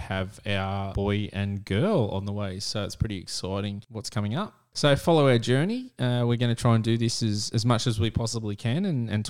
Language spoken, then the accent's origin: English; Sydney, New South Wales, Australia; We are from Sydney, Australia